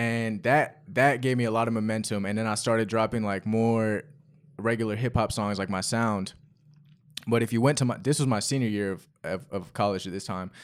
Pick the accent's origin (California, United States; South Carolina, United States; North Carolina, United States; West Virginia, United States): North Carolina, United States; Chapel Hill; also born or lived in London; I was born in London, and I moved h, to Chapel Hill, North Carolina when I was six